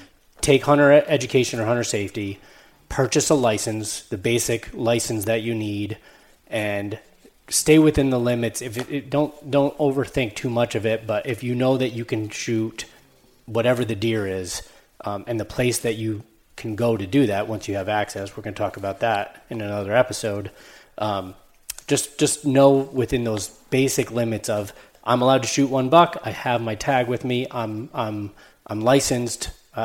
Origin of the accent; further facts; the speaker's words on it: New York, United States; So Dan said I'm from New York.